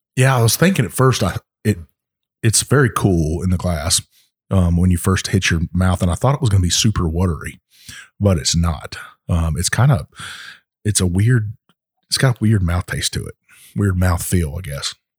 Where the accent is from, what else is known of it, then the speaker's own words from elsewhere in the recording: Texas, United States; my home state of Texas